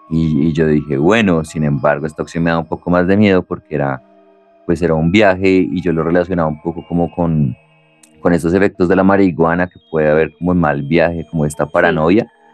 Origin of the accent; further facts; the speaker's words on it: Colombia; somos de Colombia